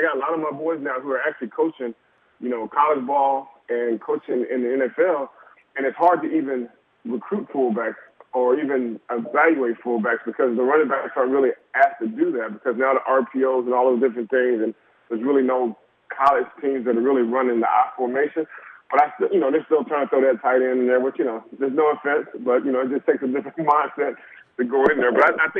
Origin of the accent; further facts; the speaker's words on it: Germany; born there; My dad is a military man. 32 years, Vietnam veteran, Purple Heart, and I was born in Germany.